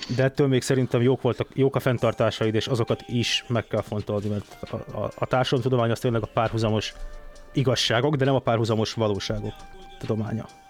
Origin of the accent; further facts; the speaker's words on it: Budapest, Hungary; Én a Havana lakótelepen nőttem föl